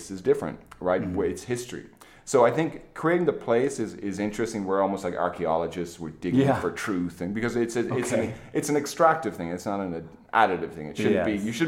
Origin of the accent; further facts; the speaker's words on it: Ireland; now in United States; I'm an Irishman myself